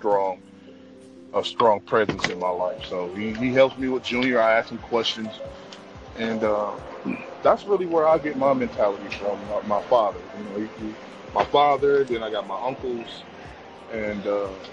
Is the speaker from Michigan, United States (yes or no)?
yes; Detroit, Michigan, United States; I'm from Detroit. I'm from the D, straight out of Detroit City